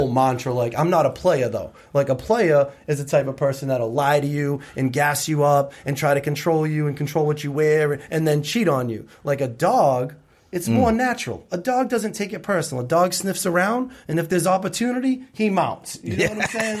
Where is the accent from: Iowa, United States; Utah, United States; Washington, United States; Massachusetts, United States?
Massachusetts, United States; New Bedford; I grew up in New Bedford, Mass.